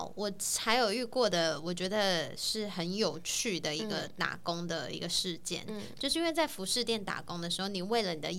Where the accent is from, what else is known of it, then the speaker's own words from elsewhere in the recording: Taiwan; moved away; 除了我们台湾人之外